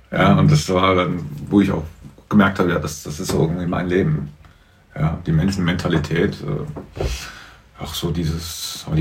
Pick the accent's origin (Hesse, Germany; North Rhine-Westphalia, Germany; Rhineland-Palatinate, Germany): Hesse, Germany; Marburg; ich bin Marburger. Ich bin Weidenhäuser.